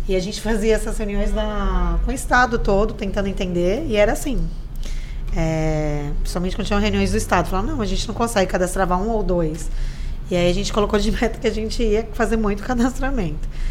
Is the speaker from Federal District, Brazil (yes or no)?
no; São Vicente, São Paulo, Brazil; also born or lived in Santos; eu nasci em Santos, mas moro aqui a vida inteira